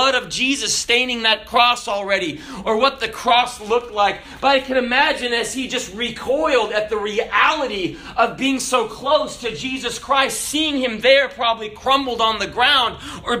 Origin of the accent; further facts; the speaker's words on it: Kenya; I was born in Kenya